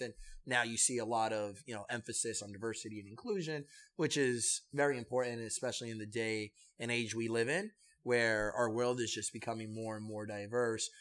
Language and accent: English; New York City, New York, United States; also born or lived in Manhattan / Kissimmee, Florida; when I turned nine, we came back to New York and we came to the Bronx.